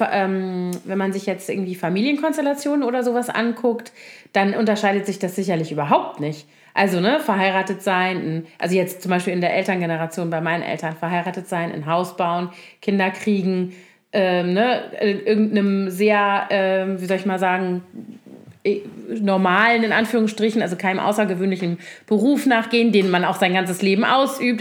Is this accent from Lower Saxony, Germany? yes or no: no; Koblenz, Rhineland-Palatinate, Germany; moved away; also born or lived in Bonn; ich komme ja nun aus Koblenz, was ja so eine traditionelle Garnisonsstadt ist mit zehn aktiven Kasernen ungefähr, als ich da noch, also als ich da aufgewachsen bin.